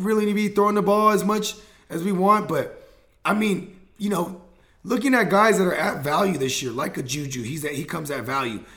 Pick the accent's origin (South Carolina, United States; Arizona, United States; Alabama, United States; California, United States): California, United States; Bay Area; I'm from the Bay Area